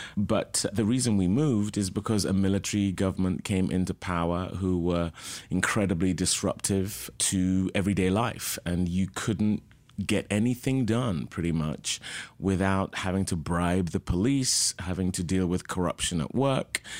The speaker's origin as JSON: {"language": "English", "region": "London", "country": "United Kingdom", "tie": "born or raised there", "also_born_or_lived": "Oxford, England", "moved": "yes", "lives_now": "Los Angeles, United States", "said": "I was born in Oxford, England, and I lived there till the age of two, so I don't really remember it, but most of my life was spent, my early life anyway, in London."}